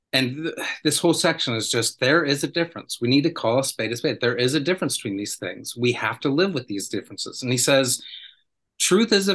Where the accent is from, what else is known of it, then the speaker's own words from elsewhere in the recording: United States; I'm from the United States